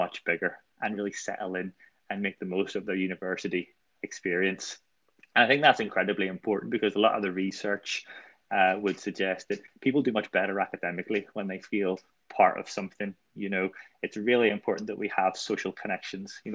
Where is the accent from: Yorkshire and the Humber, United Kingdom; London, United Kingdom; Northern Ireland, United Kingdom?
Northern Ireland, United Kingdom; moved away as an adult; now in Liverpool, United Kingdom; we came over from Northern Ireland to Liverpool